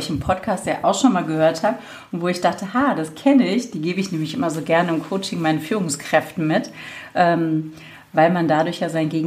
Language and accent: German; Berlin, Germany; Ich ähm, bin Berlinerin, von daher äh, darf man da ruhig auch ein bisschen Schnauze haben sozusagen.